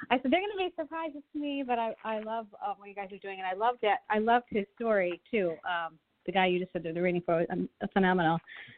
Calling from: Buffalo, New York, United States; I'm calling from Buffalo, New York.

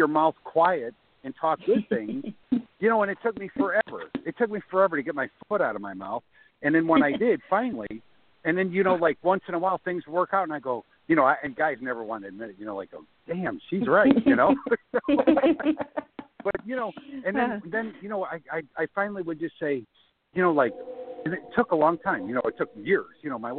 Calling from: Florida, United States; I'm calling from Florida.

